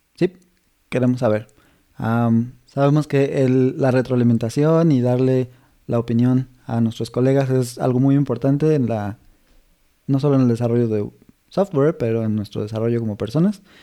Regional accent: Mexico; somos mexicanos los dos

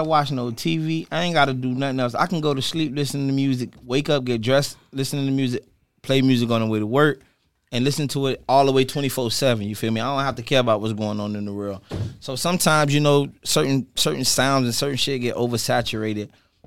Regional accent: Dade County, Florida, United States; I'm from Dade County

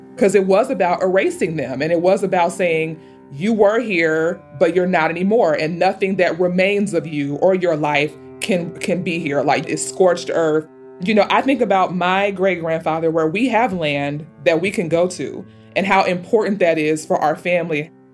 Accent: St. Louis, Missouri, United States; I am from St. Louis, Missouri

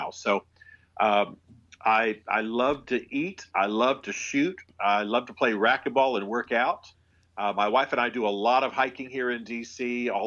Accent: Germany; My unusual life is that I, it begins with the fact that I was raised in Europe. My father was an army officer Oh. And uh, so he was a military intelligence officer and a Russian linguist, special forces. And so I actually grew up in Germany.

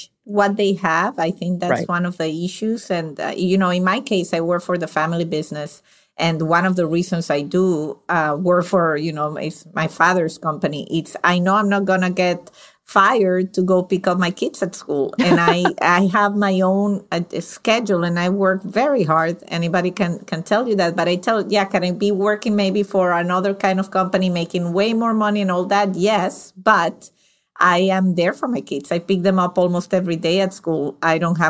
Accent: Venezuela; now in United States; I'm from Venezuela

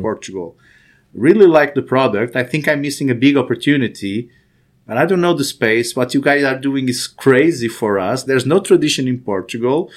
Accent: Angola; moved away; also born or lived in Salvador, Brazil; I was born in Africa, actually, in Angola

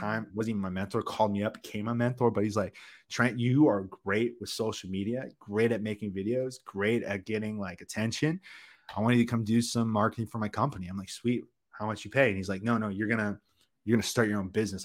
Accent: Canada; first language English; I'm a born Canadian citizen. English is my first language, the only language I speak

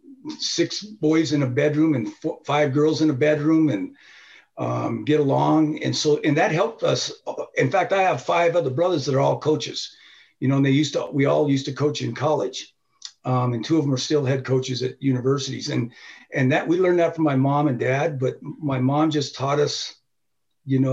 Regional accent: Tooele, Utah, United States; also born or lived in Honolulu, Hawaii; I was born in Hawaii and in Honolulu. And then my dad was a chemist, a biochemist

